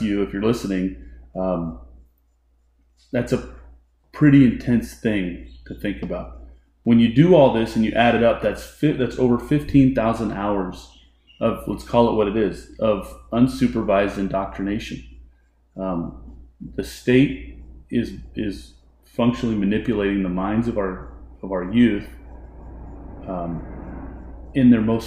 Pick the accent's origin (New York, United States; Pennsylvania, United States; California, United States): California, United States; Elk Grove; I'm from beautiful and exotic Elk Grove, California. Went to Elk Grove High School, graduated in the mid-90s